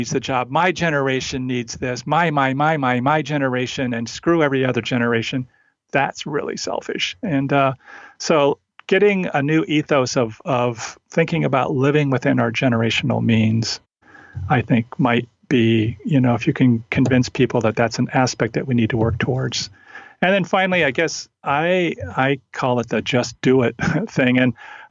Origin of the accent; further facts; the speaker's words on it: Olympic Peninsula, Washington, United States; I grew up in Washington State, Olympic Peninsula, in a small town that was sort of a one company town.